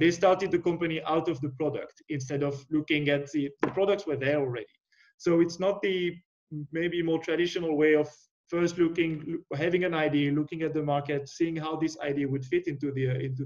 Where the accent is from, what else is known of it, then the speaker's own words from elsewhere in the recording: near Lausanne, Vaud, Switzerland; moved away; I originally from Switzerland, and Lausanne was just next to my hometown